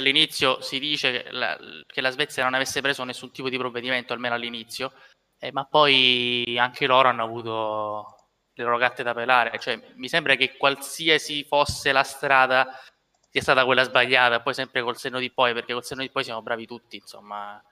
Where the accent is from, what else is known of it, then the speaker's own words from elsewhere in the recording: Sicily, Italy; noi da siciliani